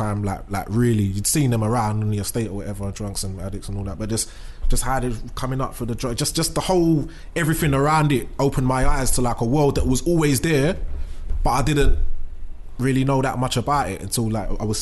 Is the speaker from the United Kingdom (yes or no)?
yes; London, United Kingdom; I'm from East London